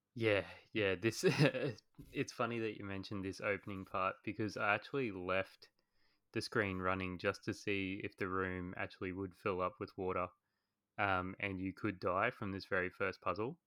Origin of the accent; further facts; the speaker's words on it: Australia; accent: Australian; as you guys can probably tell from my voice, I am Australian